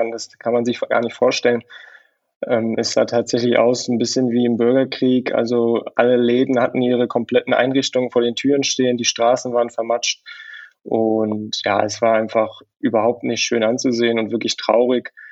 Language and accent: German; Leichlingen, North Rhine-Westphalia, Germany; born or raised there; now in Dresden, Germany